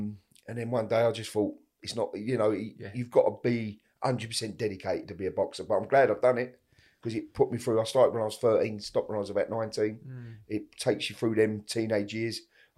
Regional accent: East End, London, United Kingdom; We're all from the East End, and that's how we used to, that's how like my dad and his mates and that all used to be back in the day, you know?

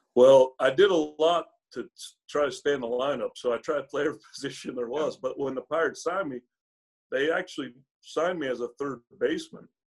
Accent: Utah, United States; growing up in Utah

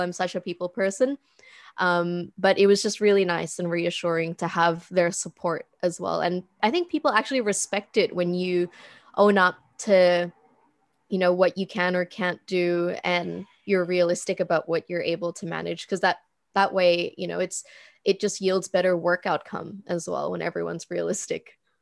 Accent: Indonesia; moved away; also born or lived in Philippines; I moved back to Indonesia from the Philippines. It's pretty corny, but I did the whole, like, eat, pray, love thing in my own country.

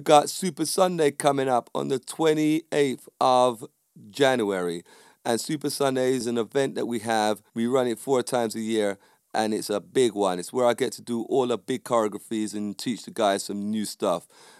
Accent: Jamaica; I would say that because I'm Jamaican

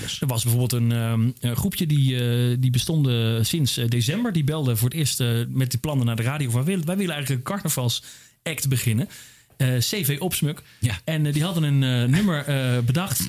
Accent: Randstad, Netherlands; Ik kom uit, uh, weet je, ik kom uit de Randstad.

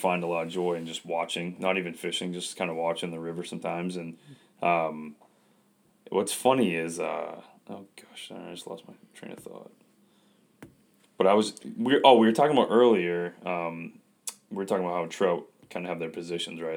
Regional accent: Westbrook, Maine, United States; I'm from Westbrook

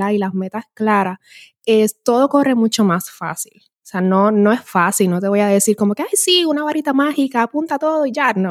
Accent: Puerto Rico; Como personas, como puertorriqueños y nos hace valorar tanto lo, que tenemos en la isla que es increíble.

